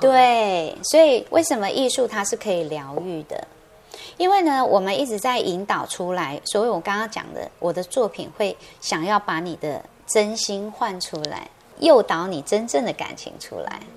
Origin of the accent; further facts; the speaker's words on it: Taiwan; 我们台湾人很可爱